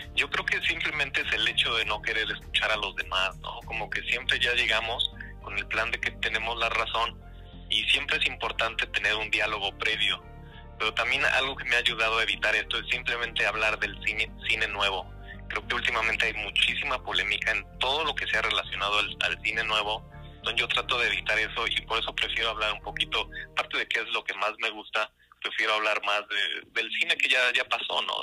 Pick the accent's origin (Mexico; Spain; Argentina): Mexico; Puebla; moved away as an adult; now in Vancouver, Canada; yo nací, crecí en México, de hecho soy de Puebla